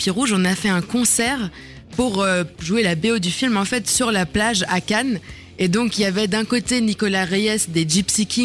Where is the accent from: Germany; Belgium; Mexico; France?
Germany; moved away; j'ai grandi en Allemagne